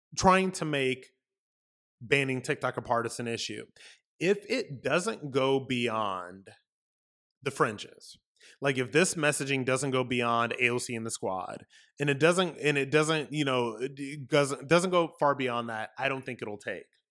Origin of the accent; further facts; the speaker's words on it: United States; also born or lived in Florida; as an American, as somebody living in Florida